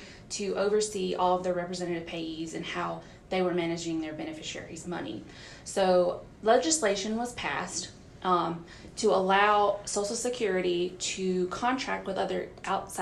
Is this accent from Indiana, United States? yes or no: no; Forest, Mississippi, United States; moved away as an adult; also born or lived in Louisville, Kentucky; now in Mississippi, United States; Born and raised in Forest, Mississippi